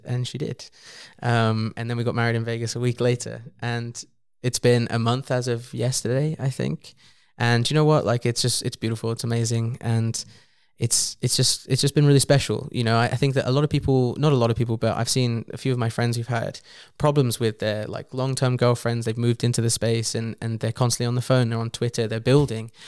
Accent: England, United Kingdom; from being English

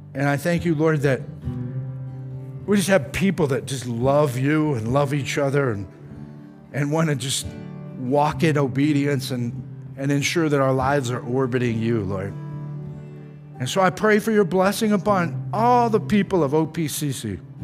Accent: Tornado Alley, United States; now in Kansas, United States; I grew up in Tornado Alley

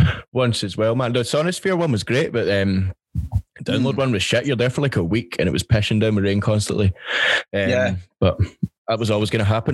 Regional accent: Glasgow, Scotland, United Kingdom; I was like, Glasgow

